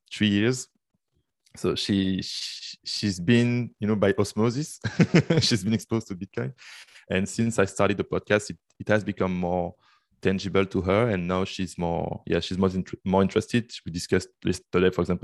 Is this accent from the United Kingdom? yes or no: no; Brussels, Brussels-Capital Region, Belgium; moved away as an adult; now in Canada; I'm from Belgium, Brussels. This is where I lived. Then I moved to Canada for the studies.